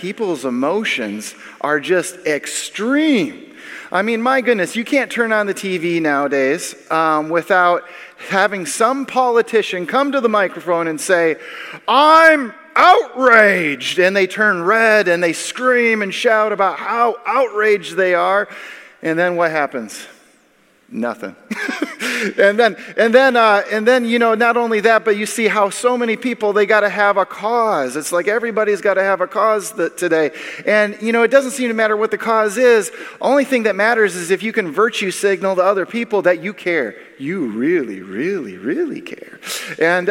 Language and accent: English; Minnesota, United States; now in Illinois, United States; I was born and raised in Minnesota